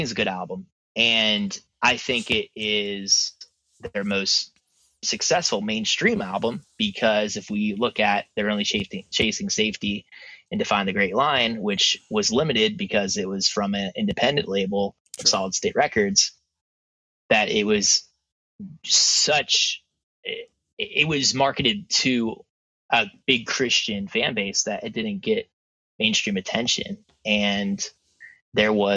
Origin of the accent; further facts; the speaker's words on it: Pittsburgh, Pennsylvania, United States; I'm from Pittsburgh.